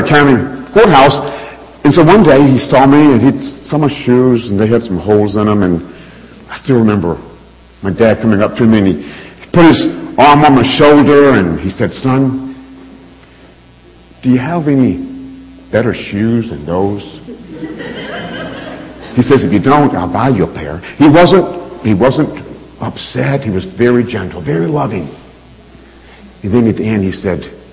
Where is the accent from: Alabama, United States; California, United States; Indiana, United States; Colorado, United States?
Alabama, United States; I grew up in Alabama.